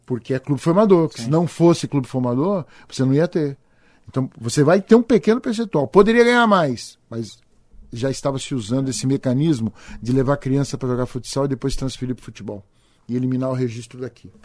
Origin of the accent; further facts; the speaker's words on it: Araraquara, São Paulo, Brazil; eu sou de Araraquara, recebo um convite pra ser coordenador metodológico da ferroviária